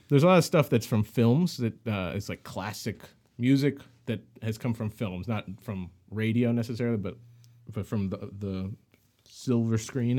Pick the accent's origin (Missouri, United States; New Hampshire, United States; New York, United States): Missouri, United States; St. Louis; moved away as an adult; also born or lived in Bay Area, California; now in Los Angeles, United States; I'm from Saint Louis, uh, born and raised, and then I moved out he, out to the west coast, to the Bay Area